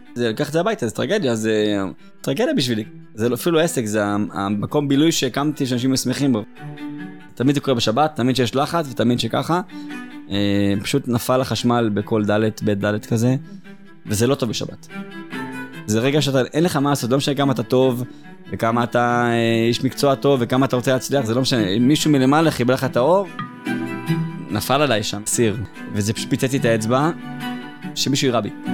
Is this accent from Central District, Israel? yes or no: no; Beersheba, Southern District, Israel; אני באר שבעי, זאת אומרת, גדלתי פה, נולדתי פה